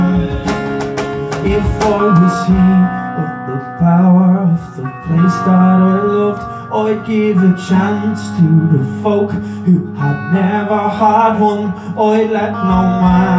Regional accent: Dublin, Leinster, Ireland; I'm from Dublin

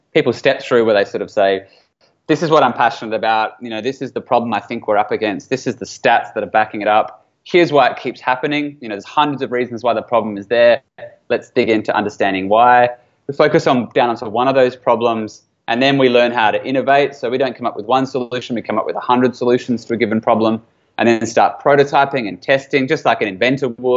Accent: Australia; I spent 7 years in the military as an Australian military officer

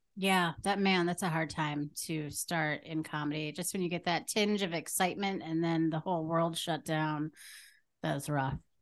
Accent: Green Bay, Wisconsin, United States; I'm from Green Bay

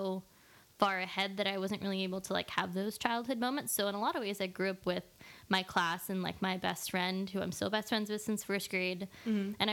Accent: Corralitos, California, United States; I grew up in Corralitos, which is like in the outskirts of Santa Cruz County

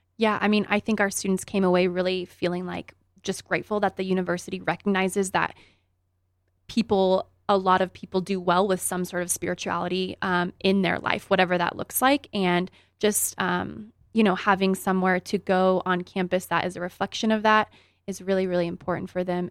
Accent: Grand Junction, Colorado, United States; also born or lived in Greeley, Colorado; I grew up here in Grand Junction and played for the Tigers

